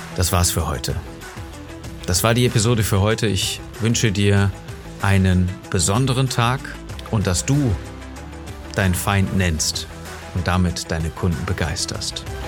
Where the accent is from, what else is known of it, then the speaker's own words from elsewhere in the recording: Germany; bei uns in Deutschland